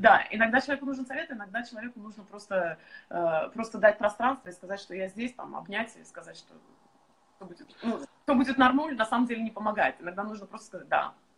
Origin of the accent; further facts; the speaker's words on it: Estonia; moved away; сейчас мы находимся в Эстонии, а, откуда я родом издавна.